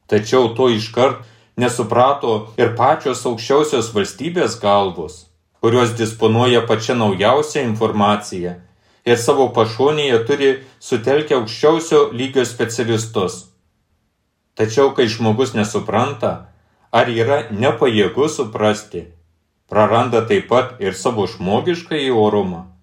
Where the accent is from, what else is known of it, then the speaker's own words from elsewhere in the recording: Lithuania; mes lietuviai